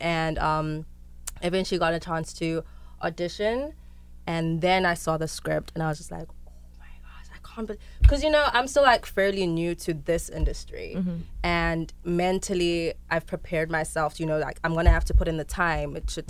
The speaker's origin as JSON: {"language": "English", "country": "South Africa", "said": "And I was shocked because I am South African. This is a story that happened in Africa, and I'd never, ever, ever, ever, ever heard of it."}